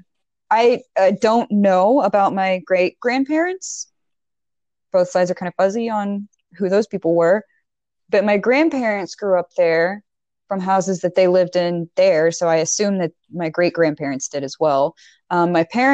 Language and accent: English; Alabama, United States; also born or lived in Fort Payne, Alabama / Pell City, Alabama; I am from Alabama. It's a weird place in Alabama. I have nothing but love for the state. It's absolutely beautiful place. Sometimes the people aren't, but the state is absolutely gorgeous.